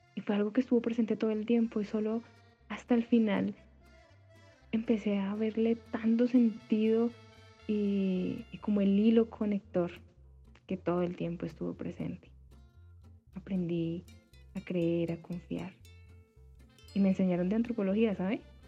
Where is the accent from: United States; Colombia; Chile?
Colombia; Tununguá, Boyacá; moved away; also born or lived in Bogotá; Este es el punto que divide Briseño y mi pueblo